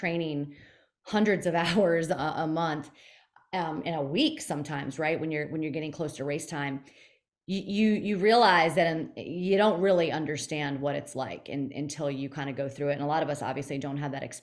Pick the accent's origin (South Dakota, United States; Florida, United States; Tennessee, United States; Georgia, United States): Florida, United States; Fort Lauderdale; growing up in the Fort Lauderdale area